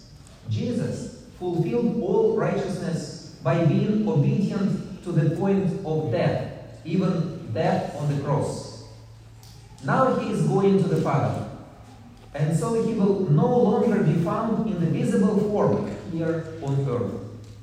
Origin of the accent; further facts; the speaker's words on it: Russia; I come from Russia.